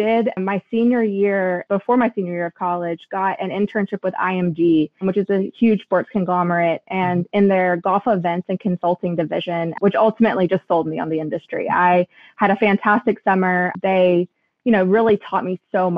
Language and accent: English; Lexington, Kentucky, United States; I am from Lexington, Kentucky